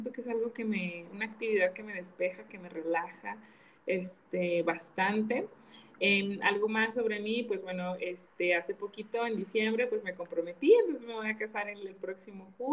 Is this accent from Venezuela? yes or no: no; Mexico; Me encantan los taquitos como buena mexicana, me gustan mucho.